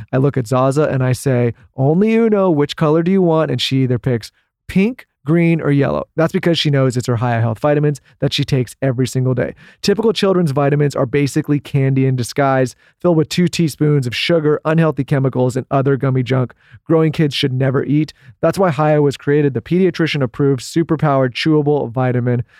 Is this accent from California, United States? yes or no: yes; San Diego, California, United States; we grew up in San Diego